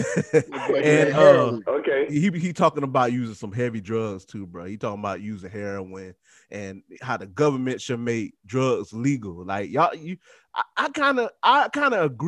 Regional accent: Tampa, Florida, United States; I'm from Tampa

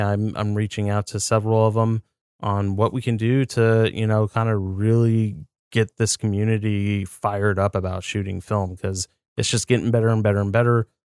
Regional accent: United States; I'm an American

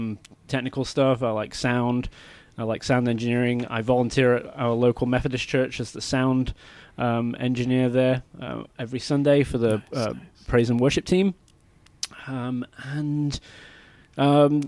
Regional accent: England, United Kingdom; moved away as an adult; now in Texas, United States; I am a legit Brit. Bit about me. I was born in England.

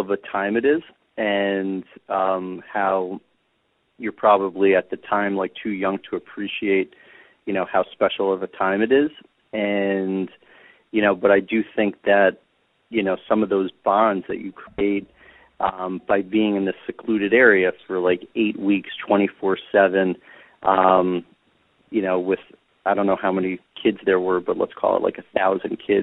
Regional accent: New York City, New York, United States; I grew up in Manhattan.

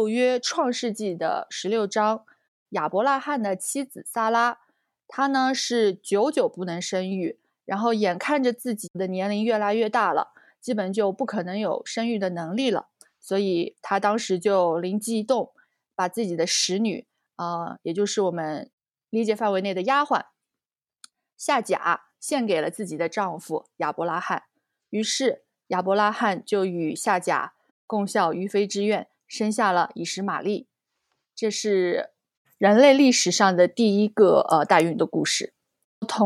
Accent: China; 哦，就是我们中国人概念里的借腹生子。

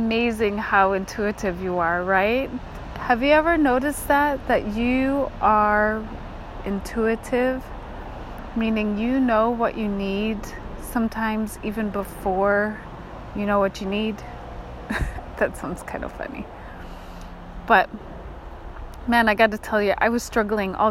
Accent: Kotzebue, Alaska, United States; moved away; I grew up in Kotzebue, right? Well, Kotzebue is on the ocean front

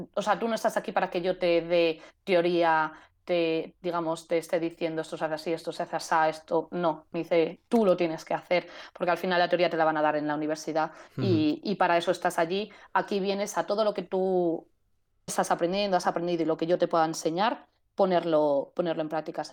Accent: Spain; moved away; como buena española

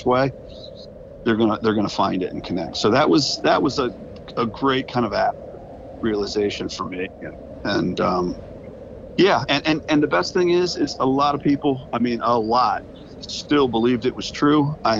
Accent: Edgewood, Maryland, United States; now in Bel Air, United States; Edgewood, my hometown

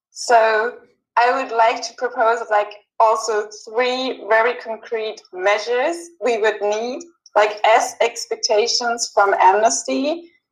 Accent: Germany; in Germany, my home country

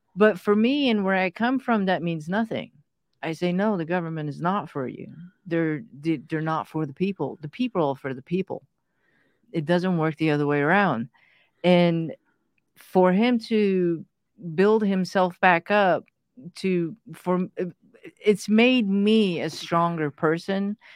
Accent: United States; English is a second language; also born or lived in Pakistan; when we came to the States, I didn't speak a word of English. So going to school was, you know, was lots of fun

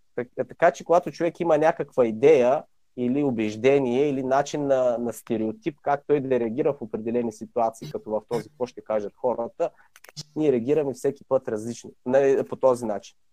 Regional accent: Sevlievo, Gabrovo Province, Bulgaria; moved away as an adult; родом съм в град Сивлиево. От може би 10 години вече не живея там, живея в чужбина

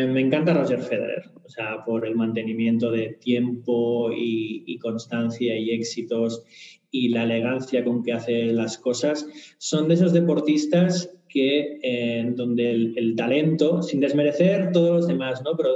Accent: Barcelona, Catalonia, Spain; Eh, soy de Barcelona, eh, soy de Barça.

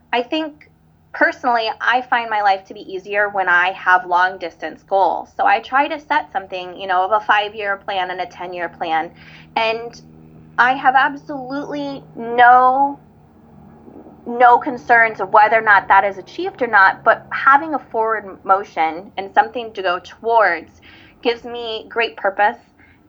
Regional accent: Hawaii, United States; … is Hawaiian for …. I'm Hawaiian. Actually, our wedding is going to be in Oahu in February.

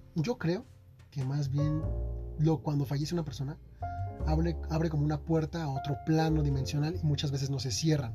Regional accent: Mexico; ahorita soy mexicano

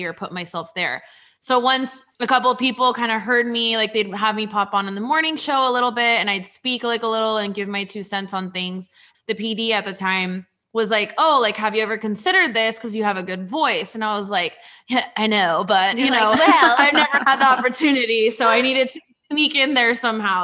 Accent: San Diego, California, United States; moved away as an adult; now in Florida, United States; I'm originally from San Diego

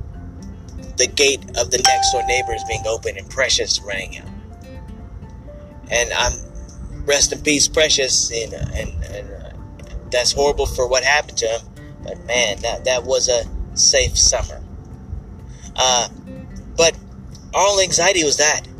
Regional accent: Ardmore, Oklahoma, United States; I remember the days of walking around the neighborhood of Martin Luther King Boulevard in my hometown of Ardmore, Oklahoma.

